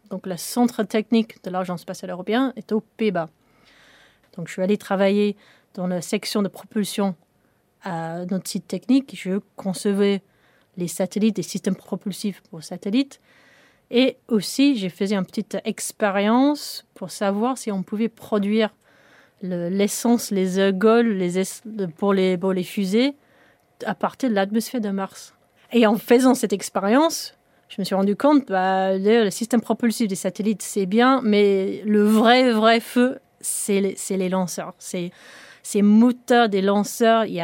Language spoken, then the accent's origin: French; England, United Kingdom; French is a second language; cette, usine quand j'étais une petite fille en Angleterre